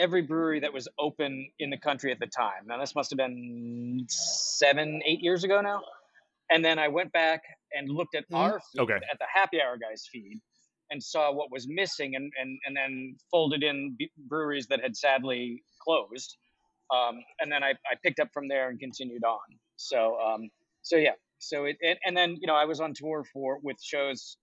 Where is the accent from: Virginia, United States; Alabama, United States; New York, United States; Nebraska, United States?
Virginia, United States; also born or lived in Worcester, Massachusetts; We moved when I was very young to Virginia, and I spent, you know, the bulk of my childhood growing up in Virginia